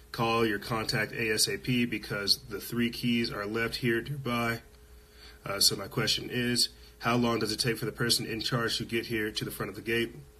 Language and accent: English; Los Alamos, New Mexico, United States; I'm from Los Alamos, New Mexico, where they do a lot of shady stuff.